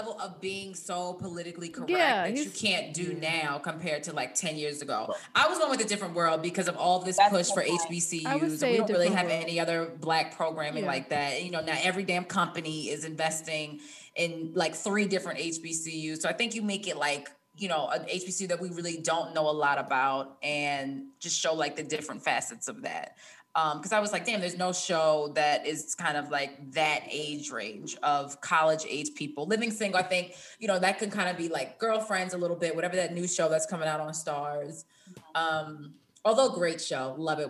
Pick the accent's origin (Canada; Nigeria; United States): United States; Baltimore, Maryland; I was just home this weekend. I'm from Baltimore.